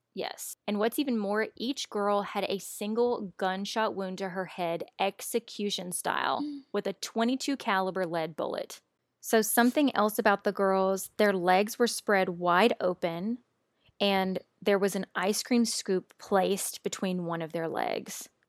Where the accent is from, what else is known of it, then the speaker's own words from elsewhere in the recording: Louisiana, United States; moved away as an adult; now in Austin, United States; my hometown in Louisiana